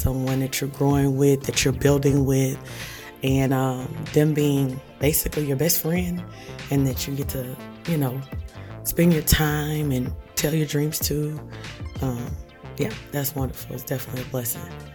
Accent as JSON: {"language": "English", "region": "Louisiana", "country": "United States", "said": "We're from Louisiana"}